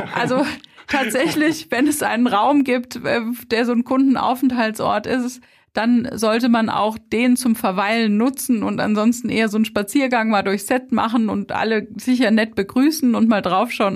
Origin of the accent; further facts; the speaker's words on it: Rheinhessen, Rhineland-Palatinate, Germany; Wir sind halt aus Rheinhessen